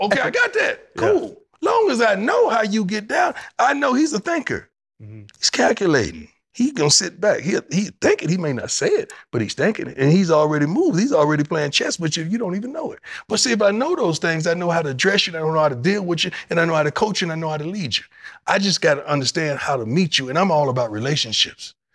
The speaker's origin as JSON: {"language": "English", "region": "Florida", "country": "United States", "tie": "born or raised there", "moved": "as an adult", "lives_now": "Texas, United States", "said": "I grew up in Florida and live in Texas"}